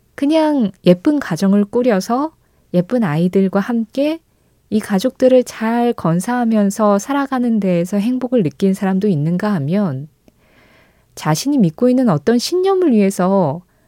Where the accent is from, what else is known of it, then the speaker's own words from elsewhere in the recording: South Korea; 한국이라는 이 나라에 태어나서